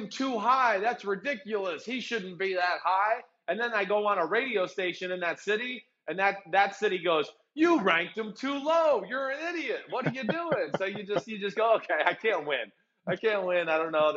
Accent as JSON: {"language": "English", "region": "New Jersey", "country": "United States", "said": "I'm from New Jersey"}